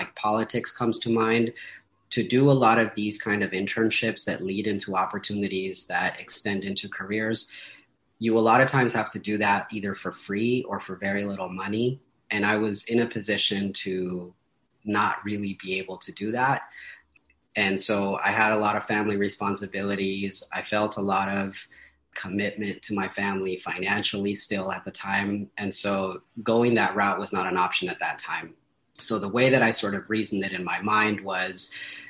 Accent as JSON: {"language": "English", "town": "Paramount", "region": "California", "country": "United States", "said": "I am from Southeast Los Angeles, which specifically for me means Paramount, California, right next to Long Beach and Compton"}